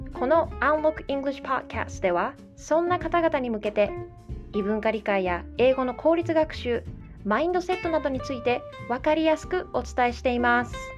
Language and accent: Japanese; Japan; first language Japanese; 日本人として日本で生まれて日本語を自然に学んだ